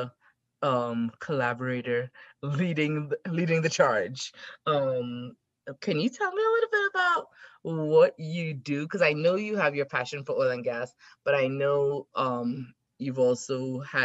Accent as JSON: {"language": "English", "region": "South Trinidad", "country": "Trinidad & Tobago", "tie": "born or raised there", "also_born_or_lived": "Texas / Arkansas / Colorado", "moved": "as an adult", "lives_now": "United States", "said": "I actually grew up in South Trinidad"}